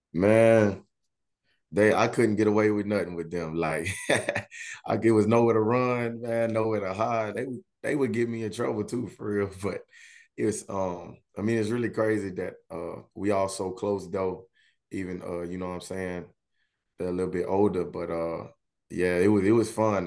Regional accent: Baton Rouge, Louisiana, United States; moved away as an adult; I'm, uh, born and raised in Baton Rouge, Louisiana. Been there my whole life

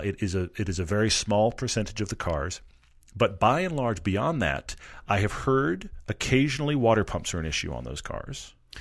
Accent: Texas, United States; I'm a Texan

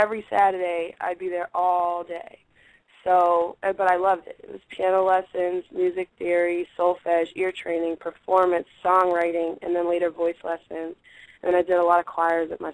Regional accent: Boston, Massachusetts, United States; I grew up in Boston, in a part of Boston called Dorchester, in a part of Dorchester called Upham's Corner

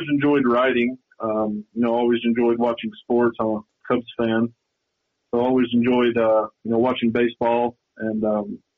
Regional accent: on the Tennessee border, western North Carolina, United States; accent: southern drawl; moved away as an adult; now in Helena, United States; I'm from uh, North Carolina.

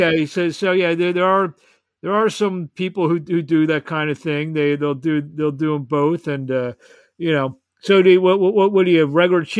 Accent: Philadelphia, Pennsylvania, United States; I'm from Philadelphia. I'm actually a mile away from where you'll be doing your thing

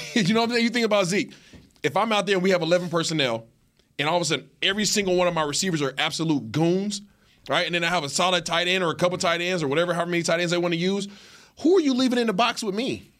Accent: Seattle, Washington, United States; I am from Seattle.

